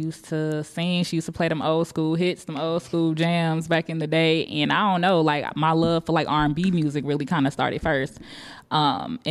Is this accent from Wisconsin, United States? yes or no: yes; Milwaukee, Wisconsin, United States; I was born and raised in Milwaukee, Wisconsin